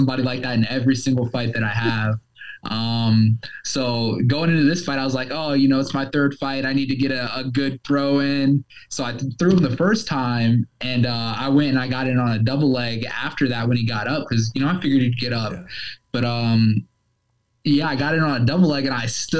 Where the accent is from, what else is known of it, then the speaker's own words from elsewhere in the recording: Columbus, Ohio, United States; Columbus, which is where I grew up